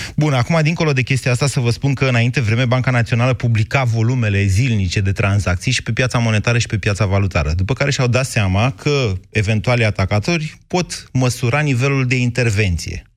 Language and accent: Romanian; Romania; suntem români